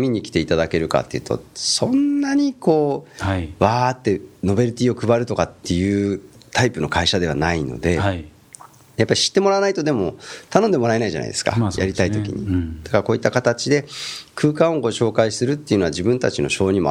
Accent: Japan; 本当に私も生まれ育ったふるさとですし、

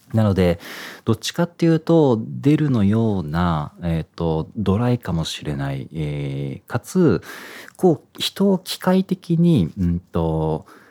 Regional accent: Iwate, Japan; born or raised there

